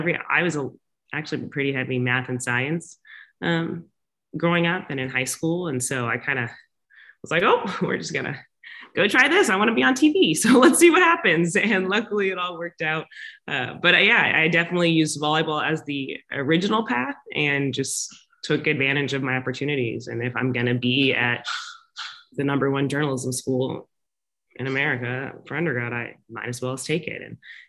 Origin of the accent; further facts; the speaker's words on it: the South, United States; and I grew up in the South in the SEC. And so college football is obviously a huge thing.